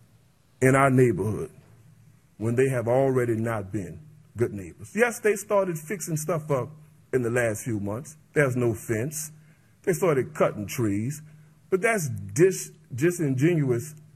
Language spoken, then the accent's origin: English; Avondale, Louisiana, United States; I'm a product of Avondale, born and raised in Avondale